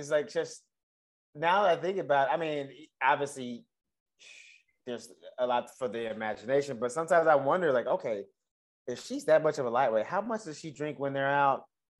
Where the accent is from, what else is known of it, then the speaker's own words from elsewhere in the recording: Dallas, Texas, United States; moved away as an adult; now in Los Angeles, United States; when I was doing stand-up in my hometown